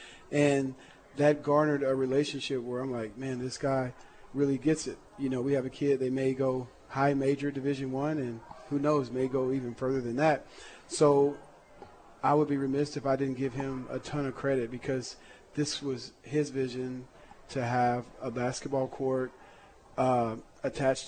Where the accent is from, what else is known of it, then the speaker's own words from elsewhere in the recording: Texas, United States; moved away as an adult; now in Norman, United States; I'm a Texas kid. I was born in Texas